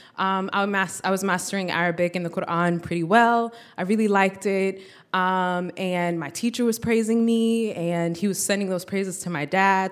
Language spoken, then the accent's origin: English; United States; born or raised there